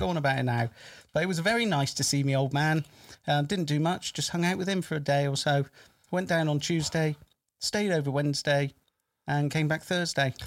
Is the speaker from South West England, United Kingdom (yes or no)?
yes; Bristol, South West England, United Kingdom; I'm from Bristol area